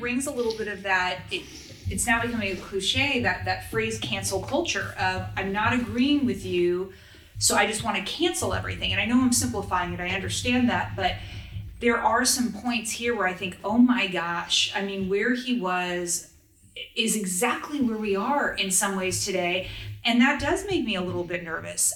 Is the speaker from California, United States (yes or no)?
yes; Los Angeles, California, United States; born or raised there